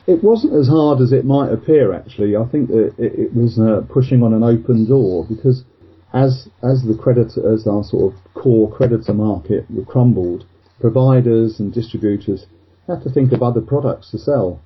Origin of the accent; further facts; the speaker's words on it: Luton, East of England, United Kingdom; I was born in sort of Luton in Bedfordshire